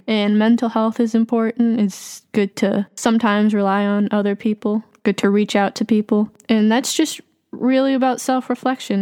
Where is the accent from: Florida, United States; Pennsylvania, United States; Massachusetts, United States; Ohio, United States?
Massachusetts, United States; Boston; also born or lived in Jackson, Mississippi / New Orleans / New York; I grew up in, like, around Boston